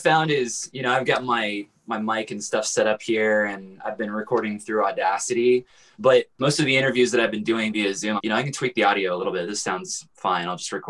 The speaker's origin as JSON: {"language": "English", "town": "Kansas City", "country": "United States", "lives_now": "Lawrence, United States", "said": "Yeah, and I'm from Kansas City"}